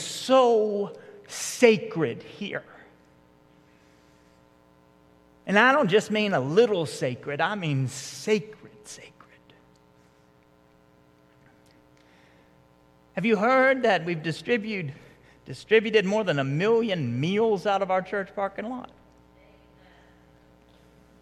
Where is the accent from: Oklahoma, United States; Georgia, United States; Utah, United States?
Georgia, United States; Marietta; growing up in Marietta and going to some of the youth groups around here